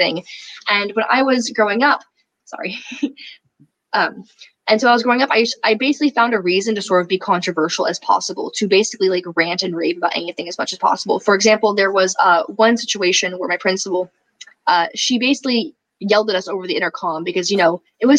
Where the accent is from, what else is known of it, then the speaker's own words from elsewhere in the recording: Berkeley, California, United States; I grew up in Berkeley, California. I was raised by liberals